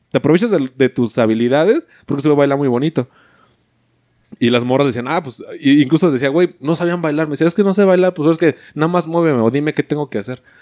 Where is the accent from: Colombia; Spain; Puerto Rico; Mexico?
Mexico; no, sí, soy mexicano